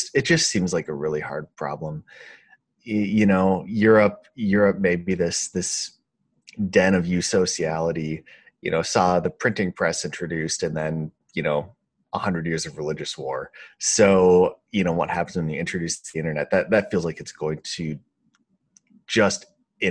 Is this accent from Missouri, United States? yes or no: no; Grand Forks, North Dakota, United States; also born or lived in Minnesota; I grew up in Minnesota, which back in the day, in Minnesota and North Dakota, which I think were pretty high trust, especially the town I grew up in was Grand Forks